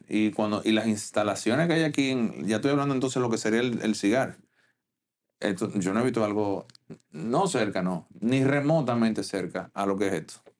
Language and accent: Spanish; Dominican Republic; como dominicano